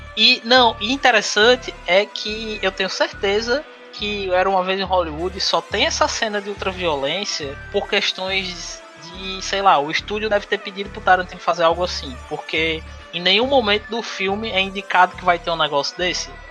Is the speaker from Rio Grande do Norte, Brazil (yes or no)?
yes; São Miguel do Gostoso, Rio Grande do Norte, Brazil; moved away as an adult; also born or lived in São Paulo; now in Fortaleza, Brazil; Quando eu tinha 7 anos de idade, por questão de saúde e outras coisas, meus pais voltaram para RN